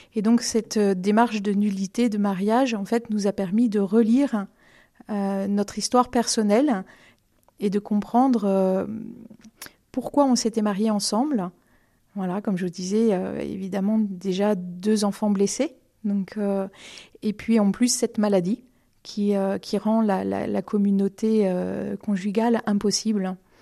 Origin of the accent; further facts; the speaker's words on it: Romorantin-Lanthenay, Centre-Val de Loire, France; also born or lived in Vendôme / Blois; now in Montoire-sur-le-Loir, France; je, suis née euh, à Vendôme, mais j'ai grandi à Romorantin